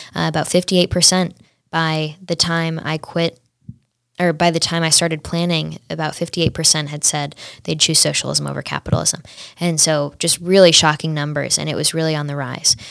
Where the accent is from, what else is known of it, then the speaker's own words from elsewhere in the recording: Saratoga, New York, United States; also born or lived in Washington, District of Columbia, United States; I'm from the Saratoga battlefield